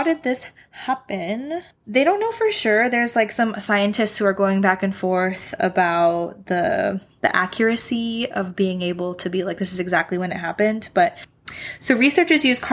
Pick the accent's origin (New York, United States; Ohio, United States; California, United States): California, United States; now in Washington, United States; I grew up in California where earthquakes were really common.